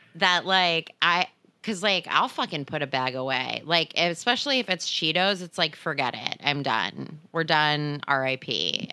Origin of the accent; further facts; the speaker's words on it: New Jersey, United States; now in Los Angeles, United States; growing up in New Jersey